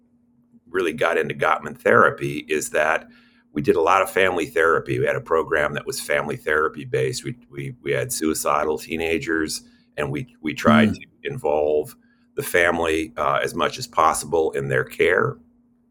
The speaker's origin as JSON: {"language": "English", "town": "San Francisco", "region": "California", "country": "United States", "tie": "born or raised there", "said": "I grew up in San Francisco in a little Italian neighborhood."}